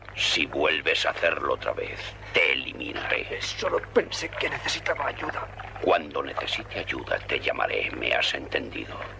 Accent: León, Castile and León, Spain; yo que soy de León

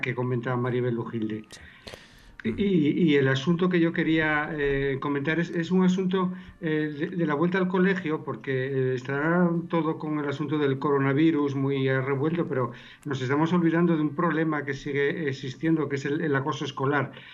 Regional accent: Lugones, Asturias, Spain; soy de Lugones

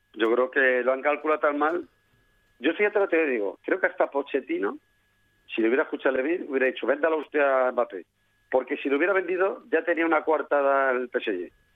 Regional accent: Castilla-La Mancha, Spain; moved away; also born or lived in Madrid; yo soy de los que quizás por mi, mi origen manchego, pues yo soy más manchego que madrileño

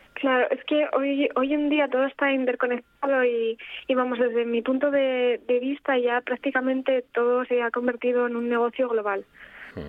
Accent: Gijón, Asturias, Spain; also born or lived in Paris; soy eh, de Gijón

